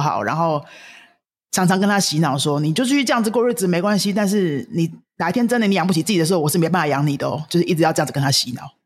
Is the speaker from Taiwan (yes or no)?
yes; Taiwan; 我们台湾人说的没钱